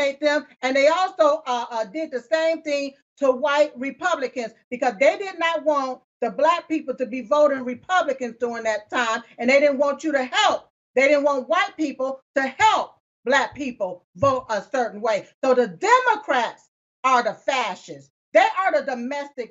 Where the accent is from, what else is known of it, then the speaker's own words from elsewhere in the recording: United States; I was born here on this soil here in the United States of America